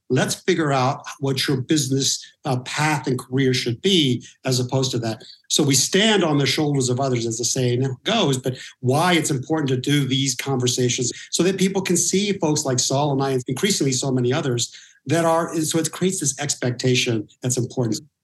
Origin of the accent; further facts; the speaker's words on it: Norwalk, California, United States; also born or lived in Huntington Beach; I grew up in Norwalk uh, for a long period of time